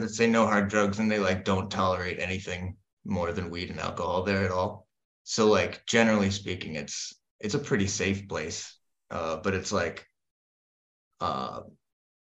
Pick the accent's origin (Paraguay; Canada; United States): United States; moved away as an adult; now in Denmark; I'm the American